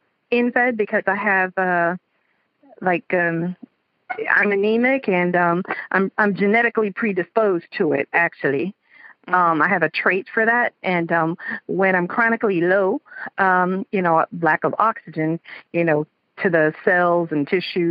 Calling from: South Florida, United States; I'm calling from South Florida.

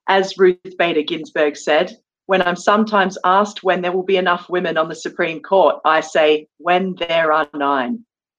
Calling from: London, United Kingdom; And I'm joining you from London today

